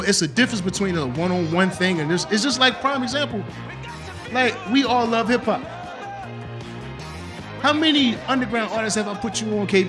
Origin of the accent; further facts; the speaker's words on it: the South, United States; We're from the South, my nigga.